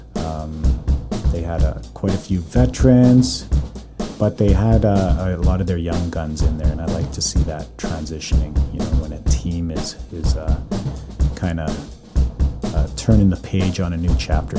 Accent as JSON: {"language": "English", "town": "Calgary", "region": "Alberta", "country": "Canada", "tie": "born or raised there", "moved": "yes", "lives_now": "North Vancouver, Canada", "said": "born and raised in Calgary. Currently living in North Vancouver"}